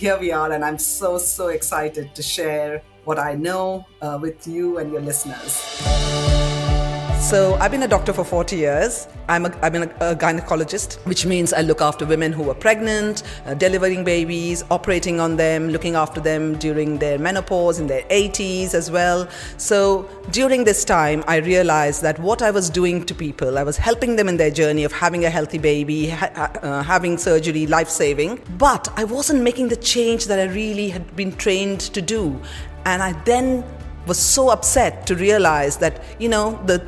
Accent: Kolkata, West Bengal, India; I was born in India, in Calcutta, to parents of South Indian origin

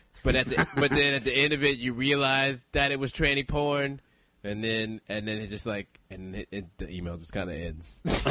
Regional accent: Texas, United States; I'm from Texas

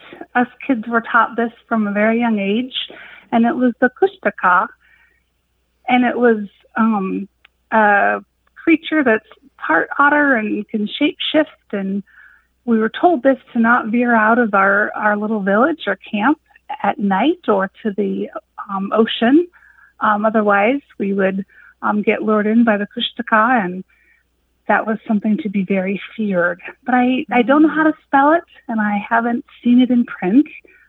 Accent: Alaska, United States; now in Spokane, United States; I'm originally from Alaska, calling from Spokane.

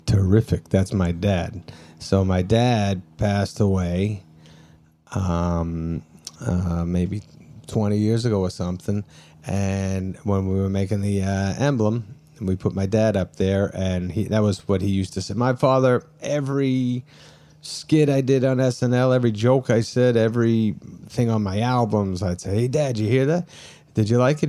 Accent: New Hampshire, United States; also born or lived in Brooklyn, New York; I grew up in New Hampshire

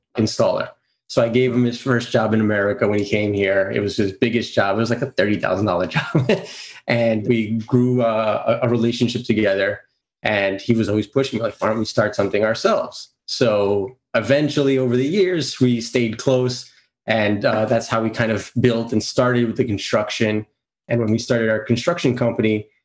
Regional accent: New York City, New York, United States; also born or lived in Greece; I'm from Queens, New York. I was actually born in Greece, came here when I was about 3 years old

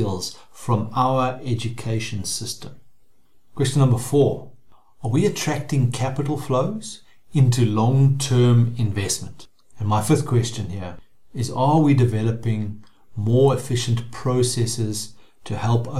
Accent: South Africa; As a South African

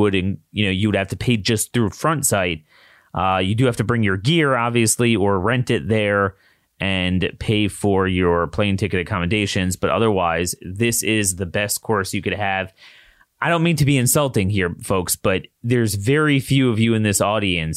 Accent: Maryland, United States; my home state, the University of Maryland system

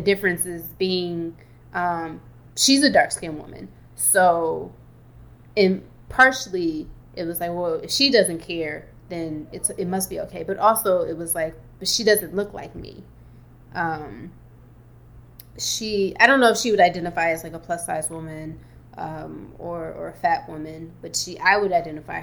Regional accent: Detroit, Michigan, United States; As a kiddo growing up in Detroit

